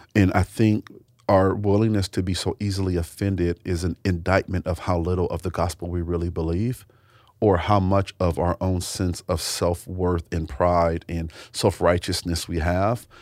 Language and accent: English; United States; I was born in America